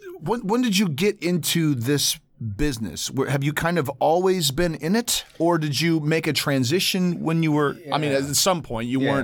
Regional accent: Grand Rapids, Michigan, United States; moved away; I'm from Grand Rapids, Michigan.

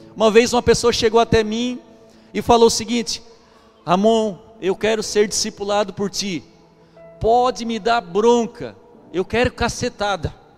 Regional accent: Brazil; Eu sou brasileiro

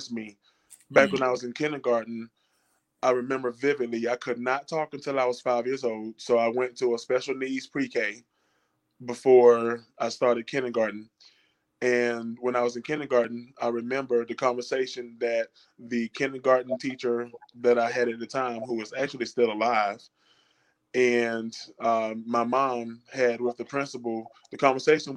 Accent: Durham, North Carolina, United States; moved away as an adult; now in Asheville, United States; I hail from Durham, North Carolina, originally

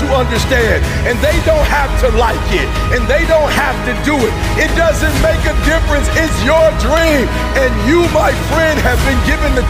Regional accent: Detroit, Michigan, United States

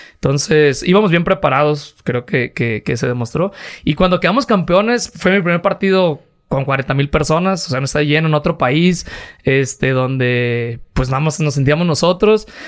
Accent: Guadalajara, Jalisco, Mexico; now in Tototlán, Mexico; yo nací aquí en Guadalajara

